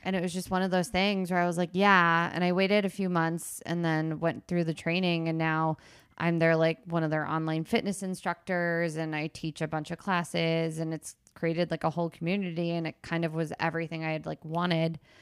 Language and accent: English; Princeton, New Jersey, United States; I grew up in Princeton, New Jersey